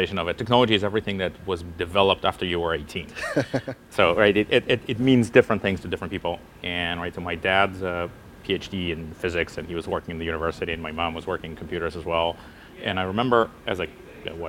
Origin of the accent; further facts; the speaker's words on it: near Jerusalem, Jerusalem District, Israel; also born or lived in Russia; So I was growing up actually close to Jerusalem in Israel. Mm-hmm. I was born in Russia.